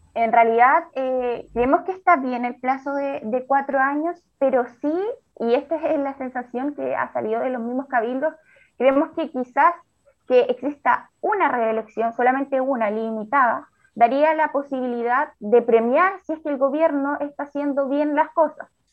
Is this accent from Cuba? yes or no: no; Chile; como sociedad chilena